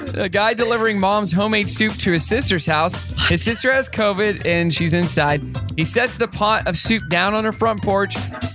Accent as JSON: {"language": "English", "region": "Missouri", "country": "United States", "tie": "born or raised there", "said": "I'm from Missouri."}